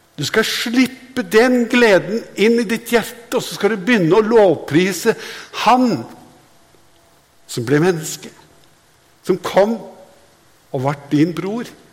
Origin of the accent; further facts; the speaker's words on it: Hadeland, Innlandet, Norway; jeg er fra Hadeland